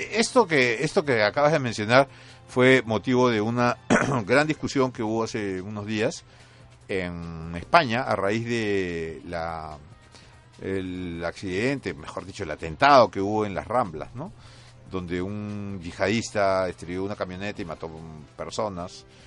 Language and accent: Spanish; Peru; nosotros tenemos como tema recurrente los años del terrorismo, los años que marcaron a, la sociedad peruana